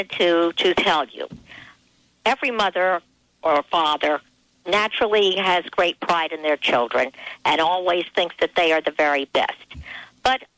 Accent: East Coast, United States; I'm from the East Coast, and we are very fast over here

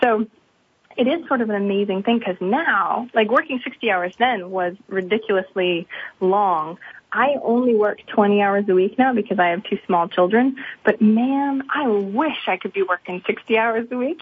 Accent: Maine, United States; I'm from Maine. There's not very many millionaires or flashy stuff around here

